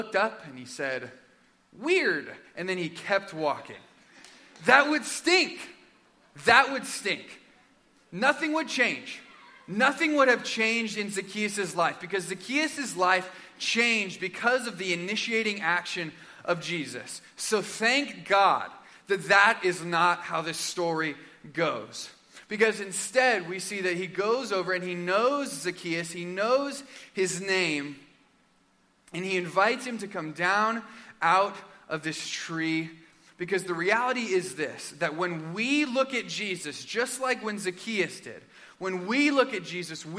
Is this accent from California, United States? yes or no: no; Arizona, United States; In my home state of Arizona